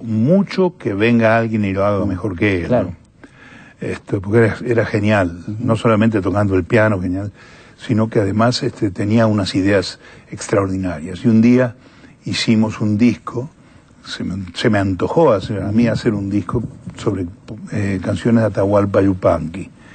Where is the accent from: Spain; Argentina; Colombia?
Argentina; moved away as an adult; also born or lived in San Rafael, Mendoza; now in Europe; soy un cantante argentino que vive en Europa